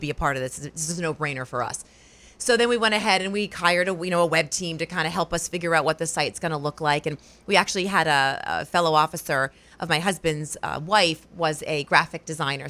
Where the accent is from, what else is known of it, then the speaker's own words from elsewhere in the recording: Rhode Island, United States; moved away as an adult; also born or lived in Wausau, Wisconsin; now in Portland, United States; I'm from Rhode Island originally